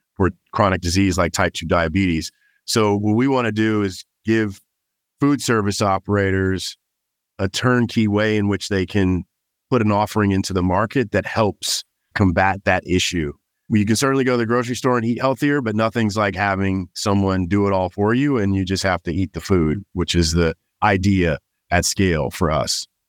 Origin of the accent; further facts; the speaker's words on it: Los Angeles, California, United States; moved away as an adult; also born or lived in Miami / New York; now in Austin, United States; I was born and raised in Los Angeles, California